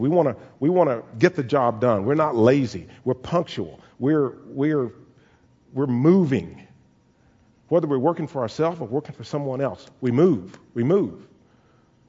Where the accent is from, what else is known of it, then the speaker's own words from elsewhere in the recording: Caldwell, Texas, United States; the house that I grew up in Caldwell.